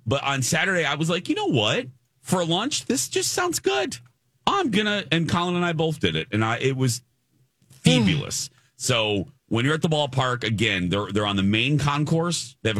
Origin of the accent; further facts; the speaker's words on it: Chicago, Illinois, United States; moved away; Growing up in Chicagoland